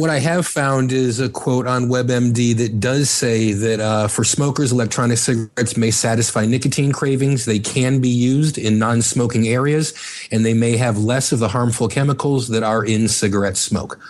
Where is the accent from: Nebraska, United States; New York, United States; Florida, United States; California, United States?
Florida, United States; Miami; now in Chicago, United States; born in Chicago, uh, raised in Miami, and moved back to Chicago